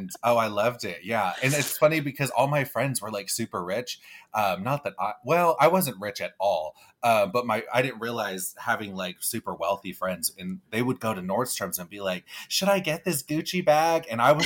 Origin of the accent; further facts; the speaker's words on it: Newport Beach, California, United States; moved away as an adult; also born or lived in Studio City, Los Angeles; now in Los Angeles, United States; I'm from Orange County too, born and raised, and my parents still live there. So I go back at least once a week.